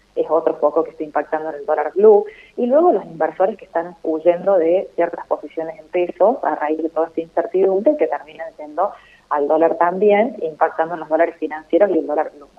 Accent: Argentina

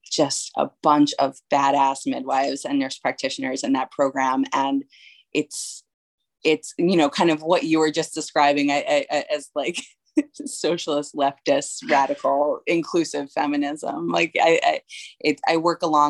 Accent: New York, United States; moved away as an adult; also born or lived in Baltimore; I am originally from New York and I moved down to Baltimore for college

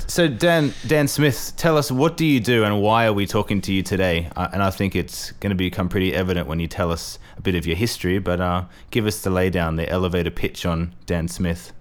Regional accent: Australia; also born or lived in England; now in Milan, Italy; I'm a Australian who lived in England for too long

